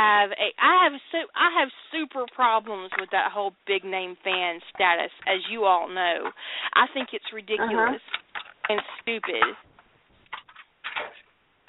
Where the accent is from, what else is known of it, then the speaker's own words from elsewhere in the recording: the South, United States; I'm from the South